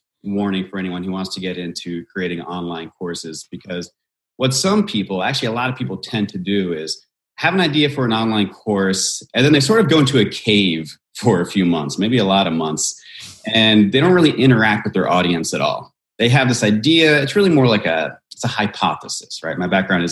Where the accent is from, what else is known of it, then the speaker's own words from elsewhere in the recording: Virginia, United States; now in Southern California, United States; I grew up in Virginia